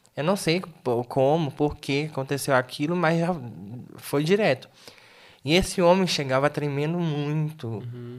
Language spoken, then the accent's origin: Portuguese; Tocantins, Brazil; moved away; sou lá do Tocantins